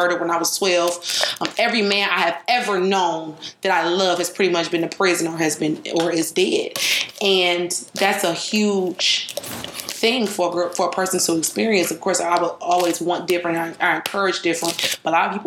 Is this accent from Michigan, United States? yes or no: yes; Detroit, Michigan, United States; I'm hailing from Detroit, Michigan